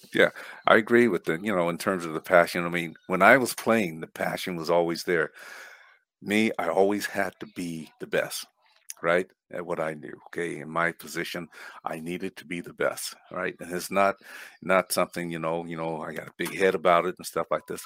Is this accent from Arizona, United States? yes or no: yes; Flagstaff, Arizona, United States; moved away as an adult; also born or lived in Winnipeg, Manitoba; Born an American citizen, born in Flagstaff, Arizona, right, uh, born and raised and went all my schooling there